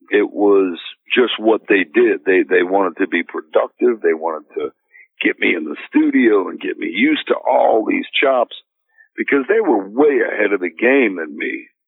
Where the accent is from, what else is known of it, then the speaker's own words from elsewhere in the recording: New Orleans, Louisiana, United States; while I was growing up in New Orleans